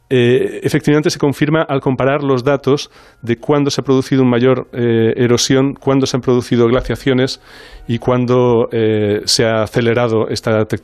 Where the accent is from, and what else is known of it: Barcelona, Catalonia, Spain